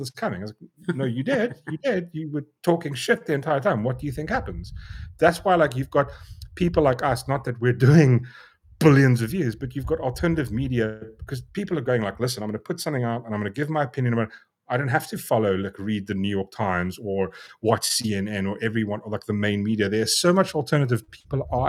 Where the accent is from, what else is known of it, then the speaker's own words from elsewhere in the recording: South Africa; I'm a South African.